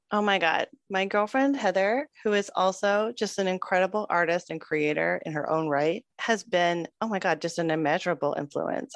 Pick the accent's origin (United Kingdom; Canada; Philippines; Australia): Canada; Toronto, Ontario; growing up in Toronto